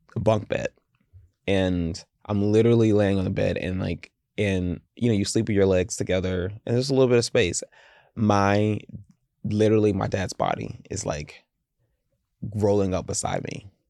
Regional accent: the South, United States; I grew up in the South

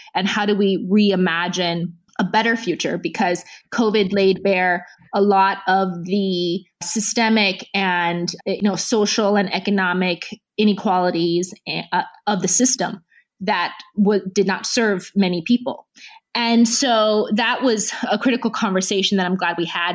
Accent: United States; I grew up in the U.S.

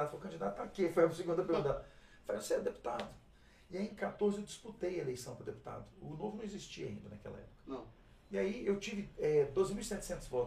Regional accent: Minas Gerais, Brazil; accent: Belo Horizontino; also born or lived in Tucuruí, Pará / Tocantins / Araxá / Belo Horizonte; Mas no fundo, no fundo, é, eu sou mineiro, né? Morei a vida inteira

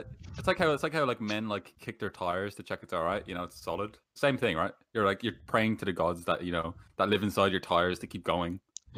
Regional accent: Ireland; I am from Ireland

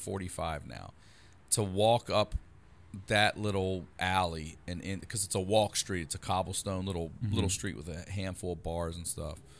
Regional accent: Baltimore, Maryland, United States; moved away; Baltimore originally.

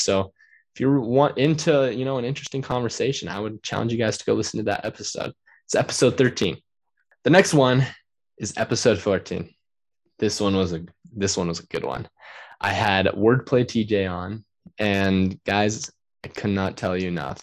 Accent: Utah, United States; also born or lived in Riverton, Utah; my home state, Utah

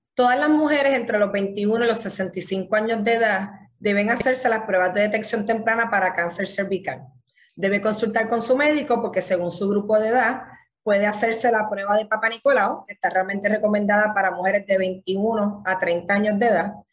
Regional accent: Puerto Rico

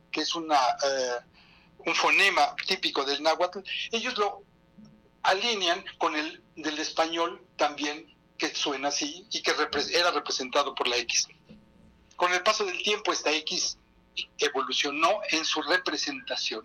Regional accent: Mexico; nosotros los mexicanos

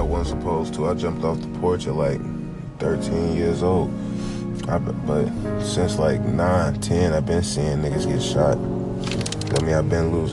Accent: Chicago, Illinois, United States; also born or lived in Cicero, Illinois; Straight out of Chicago, Illinois, West Side

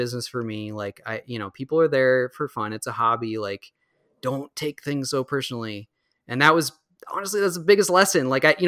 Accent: Minnesota, United States; I owe it to Minnesotans to to run it in my home state, because I haven't run it here yet.

